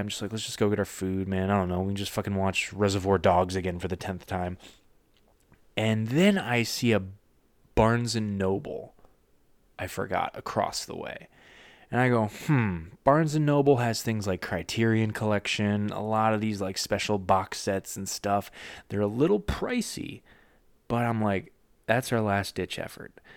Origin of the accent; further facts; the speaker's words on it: United States; now in Florida, United States; I'm an American living in Florida